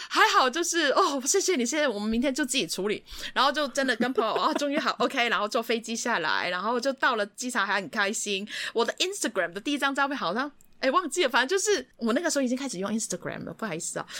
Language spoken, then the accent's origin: Chinese; Hong Kong; 我们香港人又不会骑机车